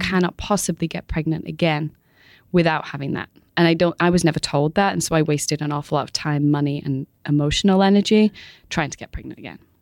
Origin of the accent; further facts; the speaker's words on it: Manchester, North West England, United Kingdom; moved away as an adult; now in New York, United States; I was born in Manchester, in England